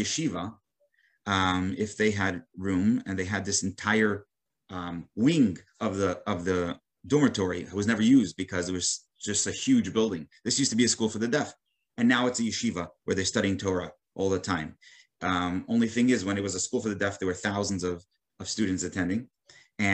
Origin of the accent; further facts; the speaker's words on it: New York City, New York, United States; as a boy, I grew up in Brooklyn, New York